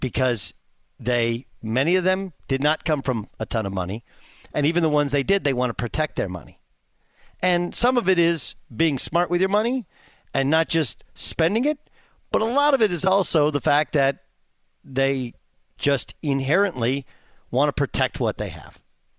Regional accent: California, United States; my perception as a kid, I grew up in Southern California, was doctors are rich, lawyers are rich.

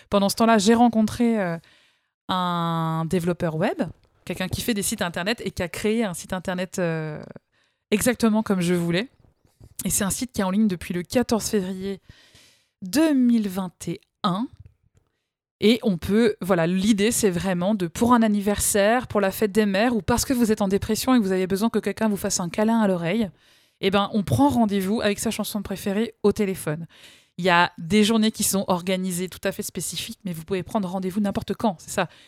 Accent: Rumilly, Auvergne-Rhône-Alpes, France; mais de Rumilly.

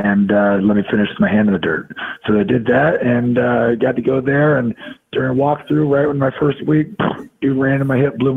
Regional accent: Santa Clara, California, United States; I got to end my career, you know, where I grew up playing ball in Santa Clara, you know, in the Bay Area.

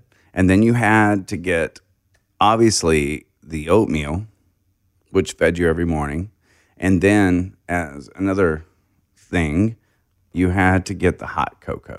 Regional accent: Hardy, Arkansas, United States; I grew up in Hardy, Cherokee Village.

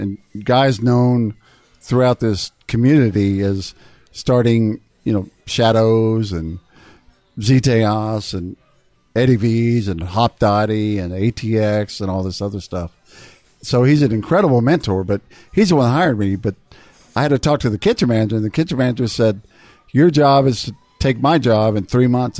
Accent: South Texas, United States; also born or lived in Austin, Texas; I grew up in South Texas

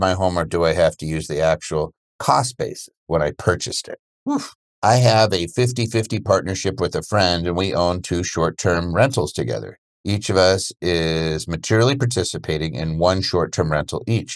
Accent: Media, Pennsylvania, United States; I grew up in Media, Pennsylvania, outside of Philly

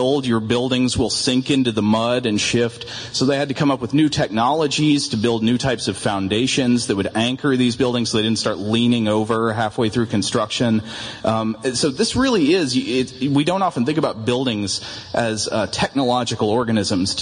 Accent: Tennessee, United States; now in Atlanta, United States; For us growing up in Tennessee

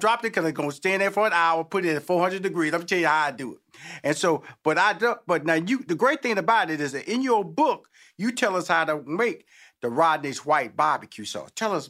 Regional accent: Houston, Texas, United States; Well, first of all, I'm amazed that, because I'm from Houston, Texas.

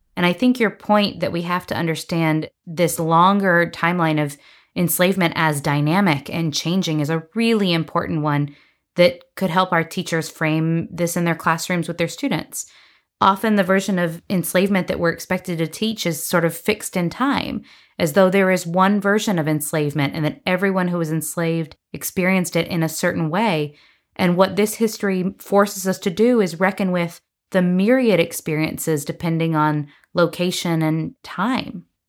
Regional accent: North Carolina, United States; moved away; also born or lived in Tennessee / Georgia; a student myself growing up in North Carolina

